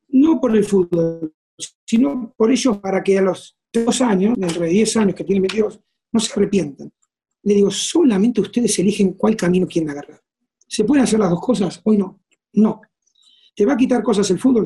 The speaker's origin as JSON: {"language": "Spanish", "town": "San José de la Esquina", "region": "Santa Fe", "country": "Argentina", "tie": "born or raised there", "also_born_or_lived": "Rosario / Morelia", "moved": "as an adult", "lives_now": "Mexico", "said": "soy de un lugar a 120 kilómetros y me fui a vivir solo a la casa club"}